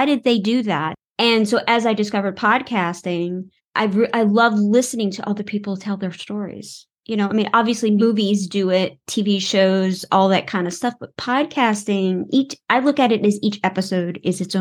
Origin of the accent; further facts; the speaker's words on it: New Orleans, Louisiana, United States; I was born and raised in New Orleans